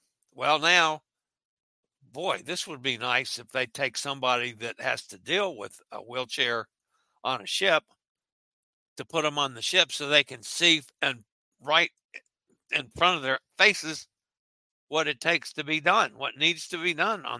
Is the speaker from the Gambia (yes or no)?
yes; Gambia; I'm from Gambia.